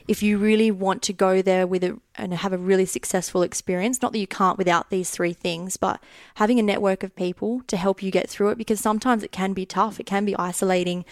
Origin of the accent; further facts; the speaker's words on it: Australia; moved away as an adult; now in United Kingdom; I'm Australian